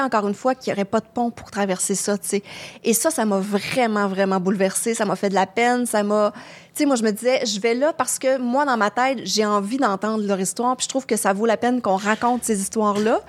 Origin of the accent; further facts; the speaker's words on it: Quebec, Canada; accent: gros accent québécois; mon gros accent québécois euh, extrême